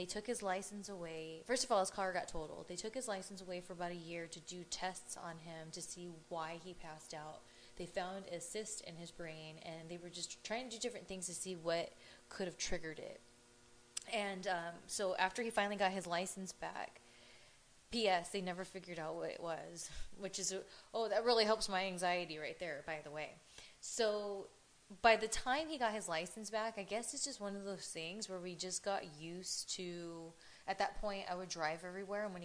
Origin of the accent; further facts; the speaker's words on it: Ontario, California, United States; our old neck of the woods where we grew up in Ontario